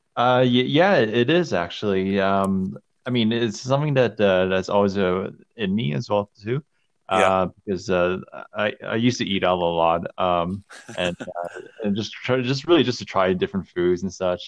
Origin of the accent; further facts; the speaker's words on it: Calgary, Alberta, Canada; also born or lived in Montreal; I grew up here in Calgary.